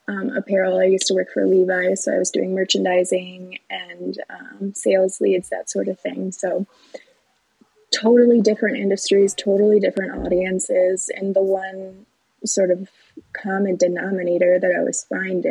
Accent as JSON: {"language": "English", "town": "Batavia", "region": "Illinois", "country": "United States", "tie": "born or raised there", "also_born_or_lived": "Carbondale, Illinois", "said": "I grew up in Batavia"}